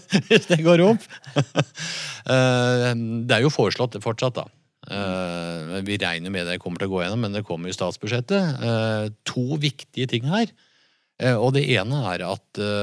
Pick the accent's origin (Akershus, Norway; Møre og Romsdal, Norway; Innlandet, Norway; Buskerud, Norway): Innlandet, Norway; Jevnaker; vi er fra Jevnaker